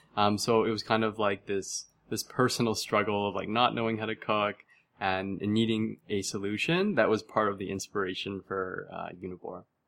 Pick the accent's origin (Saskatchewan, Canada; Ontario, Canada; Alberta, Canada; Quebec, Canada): Ontario, Canada; Mississauga; I was born and raised in Mississauga, Ontario